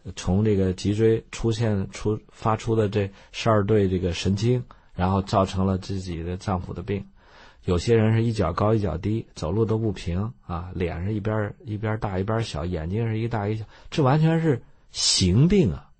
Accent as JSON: {"language": "Chinese", "country": "China", "also_born_or_lived": "United States", "moved": "as an adult", "said": "我们中国人"}